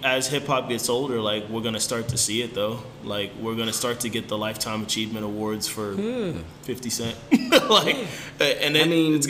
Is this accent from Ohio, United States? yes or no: no; Virginia, United States; I'm from Virginia.